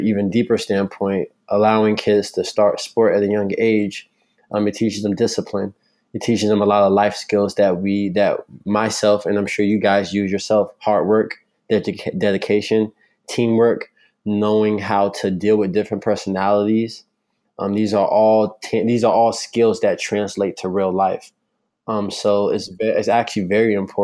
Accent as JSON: {"language": "English", "town": "North Lauderdale", "region": "Florida", "country": "United States", "tie": "born or raised there", "said": "I'm from North Lauderdale. This is where I was raised. I went to the local middle school and elementary school"}